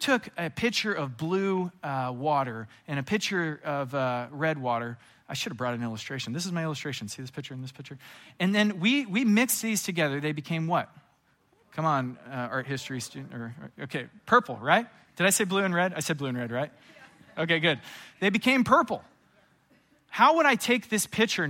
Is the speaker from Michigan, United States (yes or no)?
no; California, United States; I'm from California